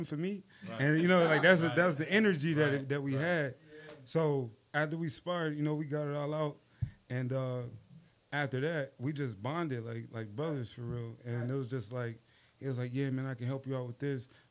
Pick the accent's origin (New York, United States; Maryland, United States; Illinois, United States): New York, United States; Buffalo; now in Charlotte, United States; cruiserweight from Buffalo, New York